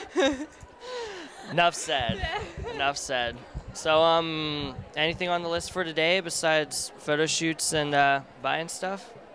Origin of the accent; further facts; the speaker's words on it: Pennsylvania, United States; I'm from Pennsylvania